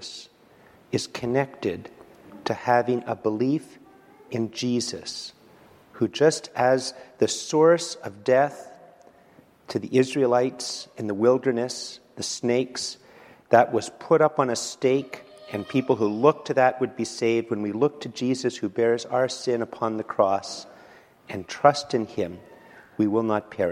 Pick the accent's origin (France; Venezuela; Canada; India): Canada; I'm a Canadian